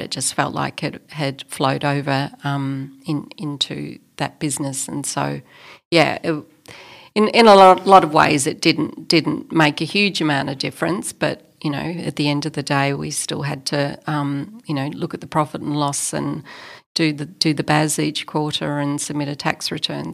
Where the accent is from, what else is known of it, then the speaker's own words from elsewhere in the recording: Australia; also born or lived in Melbourne, Australia; as an Australian, as a white Australian